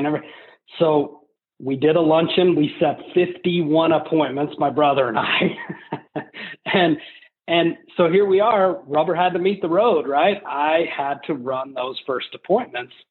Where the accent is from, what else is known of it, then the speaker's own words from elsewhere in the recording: Colorado, United States; growing up in Colorado, the church that we went